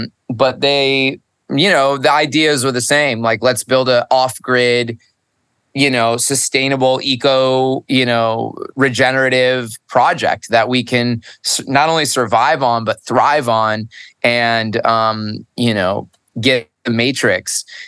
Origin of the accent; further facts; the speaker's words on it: upstate New York, United States; now in Costa Rica; I was born in New York, upstate. I'm not made for the cold. My Italian blood is like screaming for warmth always.